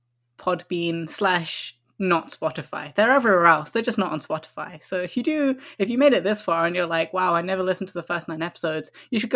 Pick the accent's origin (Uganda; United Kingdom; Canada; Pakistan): United Kingdom; Croydon, London; now in London, United Kingdom; where I used to live when I was a child in Croydon